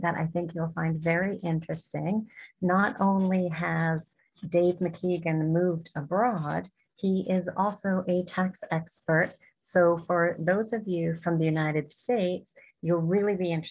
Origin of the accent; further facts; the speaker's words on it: Canada; moved away; I'm from Canada